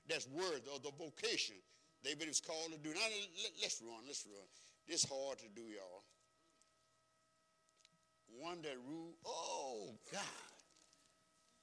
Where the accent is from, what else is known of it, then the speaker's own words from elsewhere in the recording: United States; I grew up right here on Clinton Street.